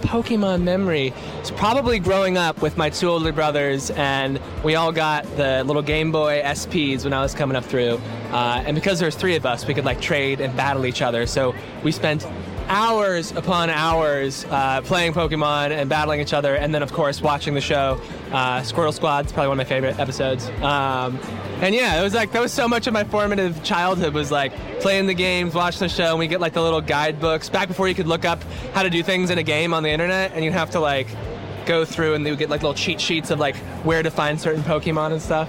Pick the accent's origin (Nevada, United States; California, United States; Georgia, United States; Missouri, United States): California, United States; now in Miami, United States; I am from California originally, but now in Miami.